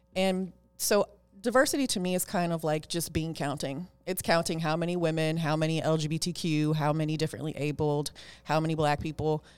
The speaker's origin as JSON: {"language": "English", "town": "Oakland", "region": "California", "country": "United States", "tie": "born or raised there", "said": "I am a girl from East Oakland, California. I was born and raised in Oakland. I still live in Oakland"}